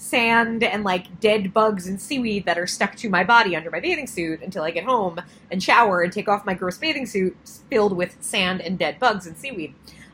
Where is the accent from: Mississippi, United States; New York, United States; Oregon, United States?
New York, United States; Long Island; I grew up in Long Island in the late 80s, early 90s